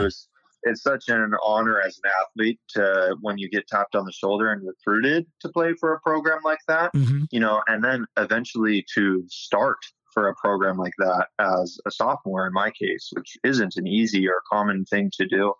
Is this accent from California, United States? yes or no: yes; Sacramento, California, United States; also born or lived in Bay Area, California; I'm from the Sacramento area um, of Northern California. Um, just kind of born and raised